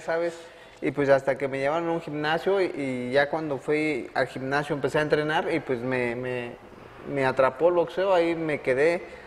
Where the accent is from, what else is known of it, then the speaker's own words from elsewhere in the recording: Mexico; como mexicanos